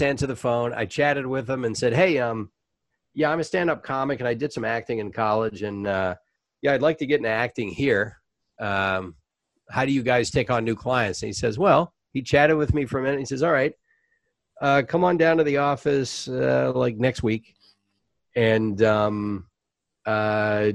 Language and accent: English; Savannah, Georgia, United States; moved away as an adult; also born or lived in Orlando, Florida / Los Angeles; Savannah, Georgia, which is my hometown